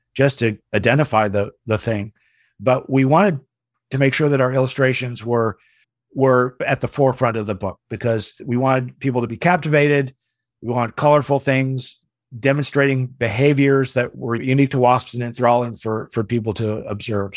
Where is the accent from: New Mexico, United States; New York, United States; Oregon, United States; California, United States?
Oregon, United States; Portland; I grew up in Portland, Oregon, and I was an only child